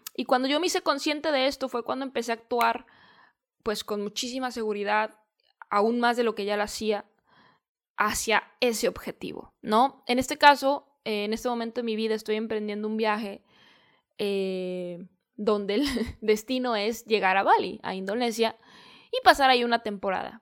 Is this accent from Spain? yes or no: no; Guadalajara, Jalisco, Mexico; en Guadalajara, que es de donde yo soy